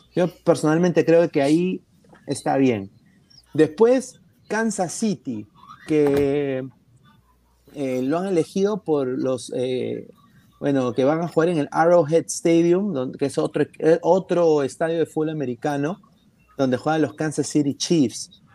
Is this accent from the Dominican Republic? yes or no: no; Peru; soy un periodista peruano